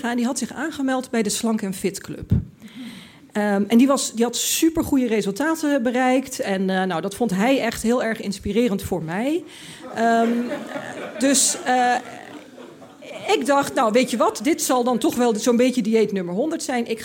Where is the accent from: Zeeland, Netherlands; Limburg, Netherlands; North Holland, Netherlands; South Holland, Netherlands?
Limburg, Netherlands; ik, ik kwam uit Limburg, ik had dat allemaal niet meegemaakt.